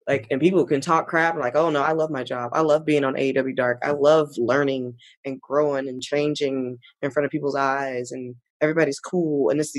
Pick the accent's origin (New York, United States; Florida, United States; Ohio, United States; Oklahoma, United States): Florida, United States; Clearwater; moved away; I had the best childhood in Clearwater